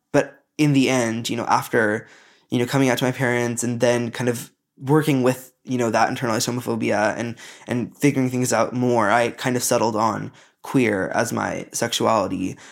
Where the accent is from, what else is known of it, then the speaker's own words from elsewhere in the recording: United States; growing up in America